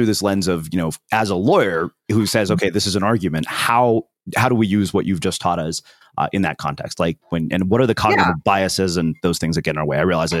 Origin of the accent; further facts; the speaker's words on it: India; something is wrong with me because I'm Indian, 41 and single.